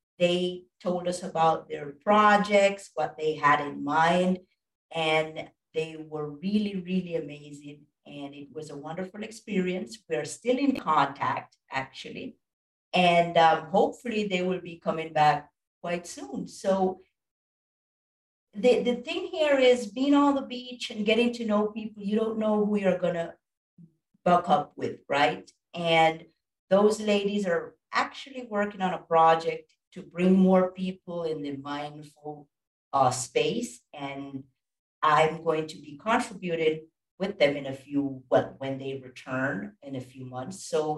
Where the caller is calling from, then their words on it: Costa Rica; And I'm coming from Costa Rica. I'm not sure if you've heard about this wonderful country